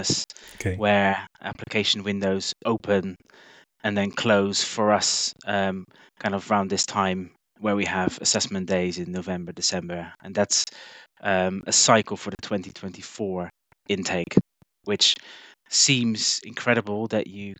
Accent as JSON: {"language": "English", "country": "Netherlands", "moved": "as an adult", "lives_now": "Bristol, United Kingdom", "said": "I'm originally from the Netherlands"}